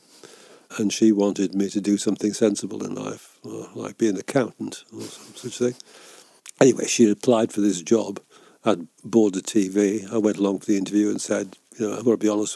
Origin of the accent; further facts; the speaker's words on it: Carlisle, North West England, United Kingdom; also born or lived in Newcastleton, Scotland; we eventually moved, I was five, we moved to Carlisle. And I spent all the rest of my childhood in Carlisle.